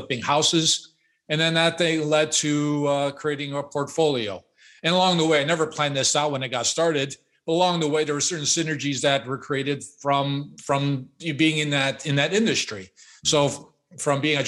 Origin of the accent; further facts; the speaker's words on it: Chicago, Illinois, United States; I was born and raised in Chicago